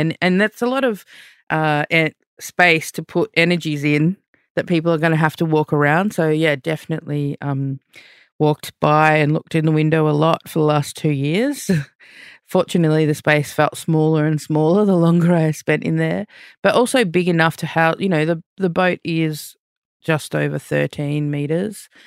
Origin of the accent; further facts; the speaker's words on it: Melbourne, Victoria, Australia; my own history growing up in Melbourne, Australia.